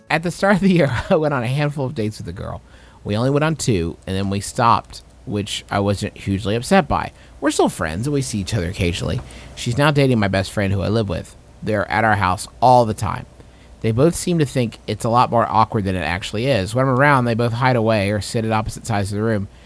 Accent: Canada; We are from Canada, so we don't know many of your ways.

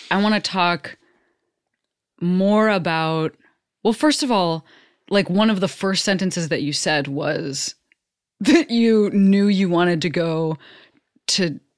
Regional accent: Western Springs, Illinois, United States; are from the same hometown. This is a town of like fourteen thousand people.

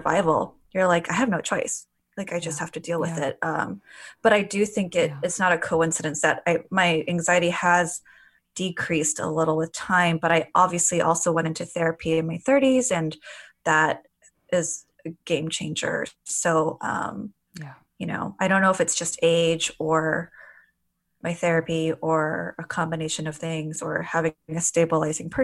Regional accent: Glendale, California, United States; I grew up in LA in a suburb in Glendale

